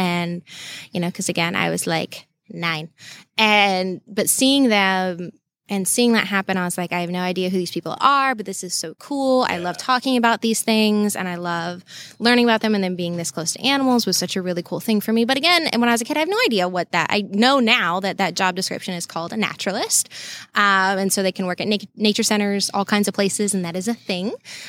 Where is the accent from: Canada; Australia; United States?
United States; Savannah, Georgia; also born or lived in Alabama; So I grew up right outside Savannah, and I was actually born in Alabama.